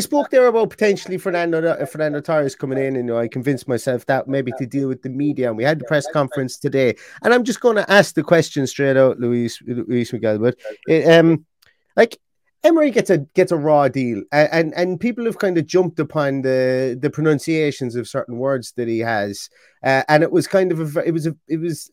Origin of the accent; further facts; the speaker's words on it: Ireland; accent: Irish; being Irish